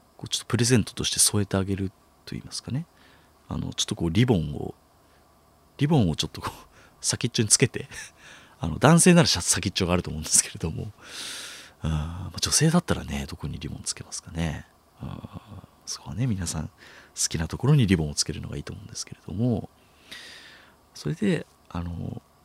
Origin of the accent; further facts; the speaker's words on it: Chiba, Japan; moved away as an adult; now in Tokyo, Japan; 僕、千葉県出身